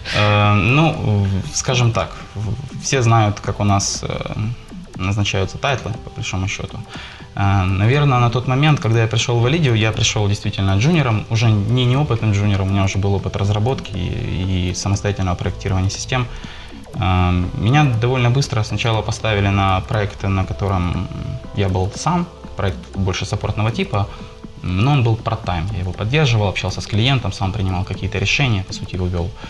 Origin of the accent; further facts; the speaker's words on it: Poltava, Poltava Oblast, Ukraine; now in Kharkiv, Ukraine; я сейчас живу в Харькове, сам я родом из Полтавы.